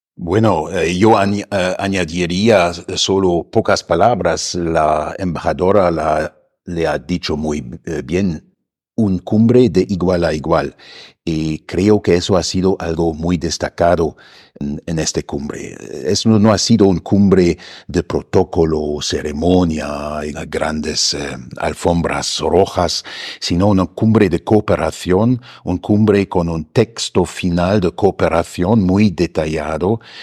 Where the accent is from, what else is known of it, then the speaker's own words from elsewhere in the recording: Germany; now in Mexico; nosotros en Alemania